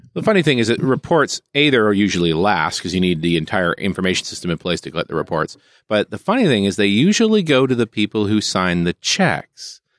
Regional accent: Vancouver, British Columbia, Canada; I'm from Vancouver

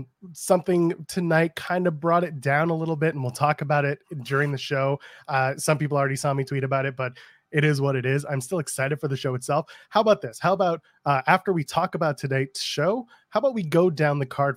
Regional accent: Canada; I'm a Canadian

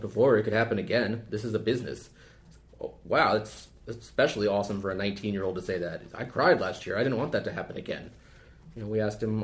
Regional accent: West Coast, United States; moved away as an adult; I'm from the West Coast

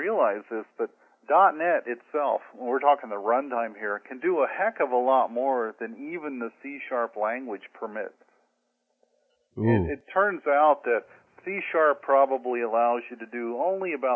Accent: Indiana, United States; moved away as an adult; now in San Diego, United States; I grew up in Indiana, and the company I worked for back in 1978 sent me to California for training

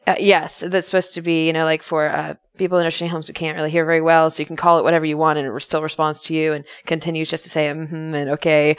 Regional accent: United States; I'm an American.

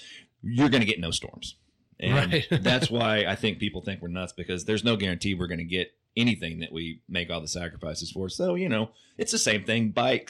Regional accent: Oklahoma, United States; I grew up in Oklahoma.

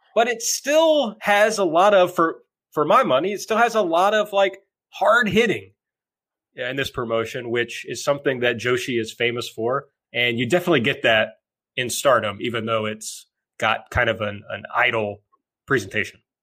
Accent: rural Kentucky, United States; now in Louisville, United States

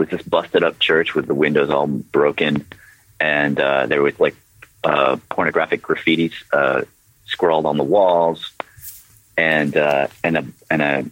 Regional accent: Nashville, Tennessee, United States; growing up in Nashville

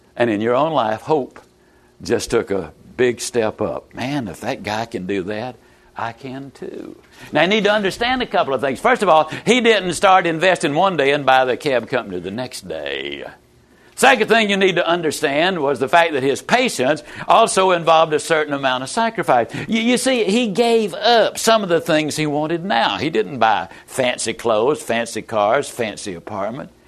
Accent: Yazoo City, Mississippi, United States; also born or lived in Lower Alabama; I was raised in Yazoo City, Mississippi

